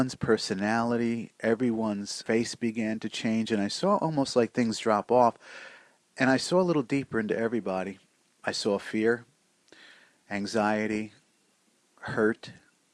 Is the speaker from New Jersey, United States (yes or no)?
yes; Newark, New Jersey, United States; also born or lived in Irvington, New Jersey; I grew up in Newark and Irvington, pretty much Essex County urban area, and kind of a city kid.